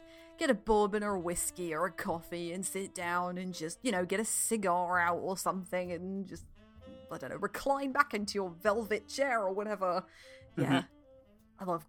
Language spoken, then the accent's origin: English; United Kingdom; I'm British